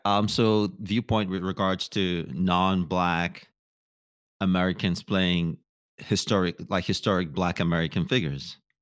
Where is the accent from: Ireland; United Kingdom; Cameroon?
Cameroon; also born or lived in Nigeria / Minnesota; now in Los Angeles, United States; I was born in Nigeria. My mom is Nigerian. My dad is Cameroonian. Moved to Cameroon